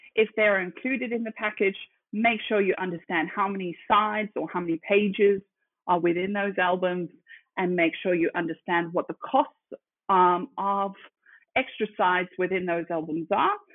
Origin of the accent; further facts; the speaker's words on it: Zimbabwe; moved away as an adult; now in Sydney, Australia; I am originally from Zimbabwe. Uh, I grew up there um, and then came to Aussie